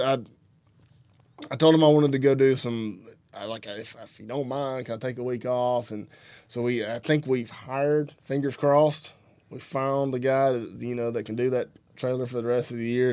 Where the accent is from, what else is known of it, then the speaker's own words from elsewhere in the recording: Alabama, United States; from Alabama